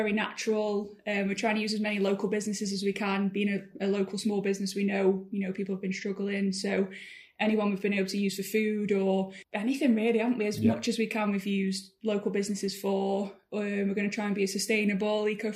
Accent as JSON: {"language": "English", "town": "Crewe", "region": "North West England", "country": "United Kingdom", "said": "I'm from Crewe, so we are local"}